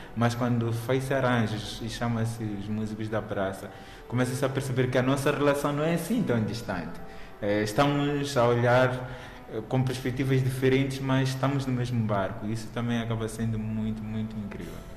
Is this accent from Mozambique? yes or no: yes; Mozambique; como moçambicano